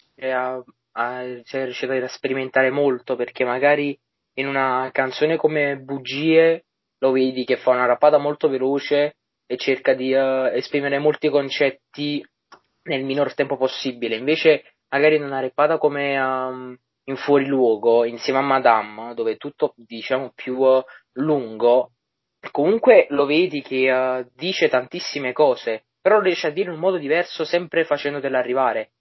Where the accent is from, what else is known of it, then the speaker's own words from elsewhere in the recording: Naples, Campania, Italy; essendo napoletano